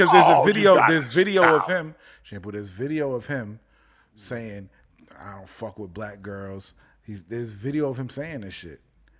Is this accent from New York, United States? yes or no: yes; Mount Vernon, New York, United States; It's my hometown.